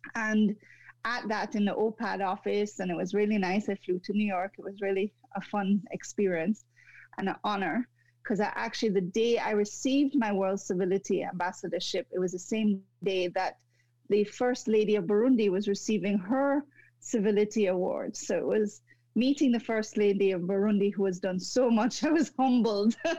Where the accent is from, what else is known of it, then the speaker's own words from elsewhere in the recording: Jamaica; moved away as an adult; also born or lived in Montreal, Canada; now in Canada; going back to my home country in Jamaica